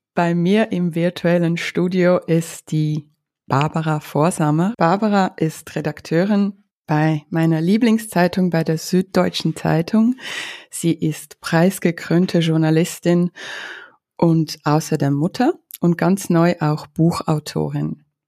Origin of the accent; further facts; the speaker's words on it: Ukraine; moved away; Ich bin ja aus der Ukraine